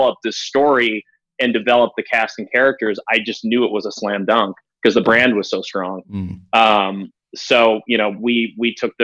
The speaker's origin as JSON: {"language": "English", "region": "Wisconsin", "country": "United States", "tie": "born or raised there", "moved": "yes", "said": "I grew up in Wisconsin"}